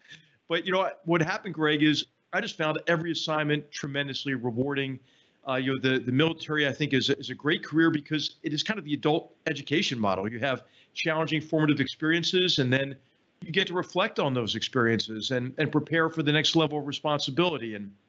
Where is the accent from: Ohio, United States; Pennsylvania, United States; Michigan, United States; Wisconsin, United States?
Pennsylvania, United States; Philadelphia; I grew up in Philadelphia, Pennsylvania